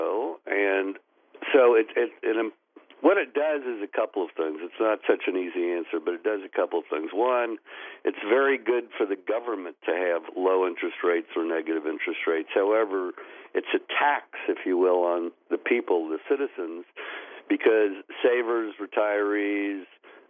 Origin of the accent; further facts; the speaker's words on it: United States; as an American